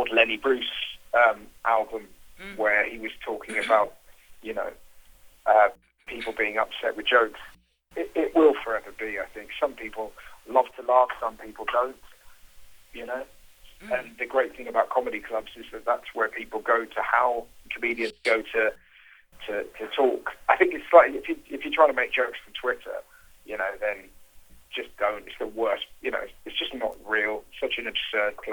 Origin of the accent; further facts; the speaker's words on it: United Kingdom; being a British satirical comedian